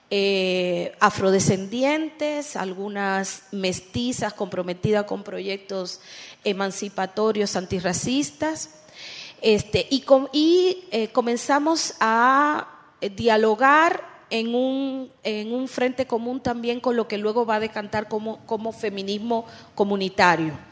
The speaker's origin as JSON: {"language": "Spanish", "country": "Dominican Republic", "said": "yo vengo de República Dominicana"}